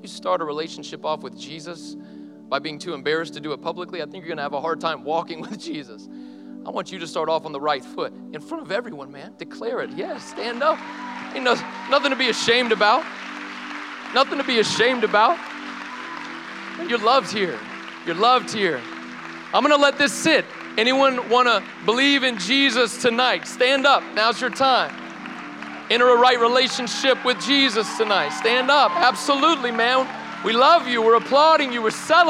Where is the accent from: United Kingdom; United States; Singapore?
United States; the South; I grew up in the South, my parents are Christian, I probably need that.